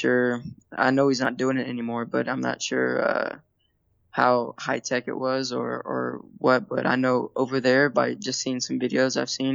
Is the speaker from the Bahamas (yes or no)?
no; Hot Springs, Arkansas, United States; I grew up in Hot Springs, Arkansas